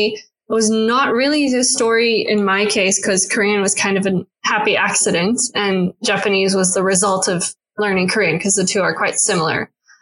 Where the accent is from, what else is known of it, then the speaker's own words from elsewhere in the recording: South Africa; So I haven't necessarily grown up for a long time in South Africa, even though I am South African.